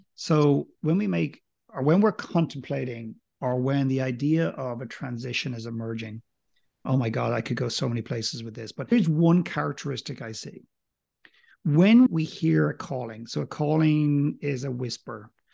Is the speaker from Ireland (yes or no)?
yes; Ireland; accent: Irish; I don't have a very strong accent. I'm clearly Irish